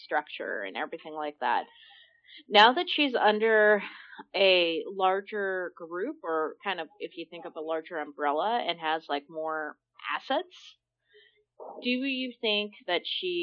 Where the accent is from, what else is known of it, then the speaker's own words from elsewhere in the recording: United States; I grew up 3 miles outside of Salt Lake City in a small town called Idaho Falls